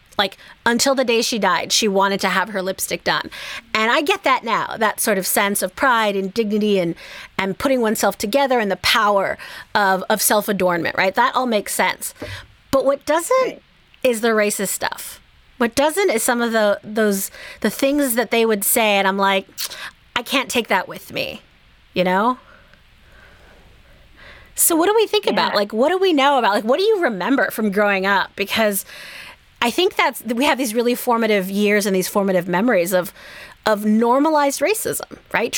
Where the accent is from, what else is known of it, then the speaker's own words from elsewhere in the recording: Bay Area, California, United States; I grew up in the Bay Area in California